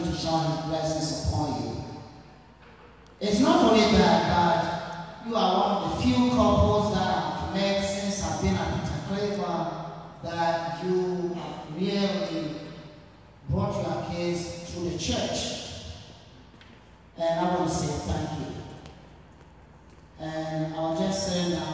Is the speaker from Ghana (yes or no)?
yes; Ghana; moved away; I'm originally from Ghana